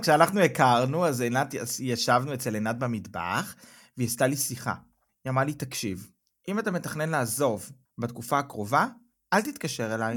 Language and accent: Hebrew; Israel; now in Germany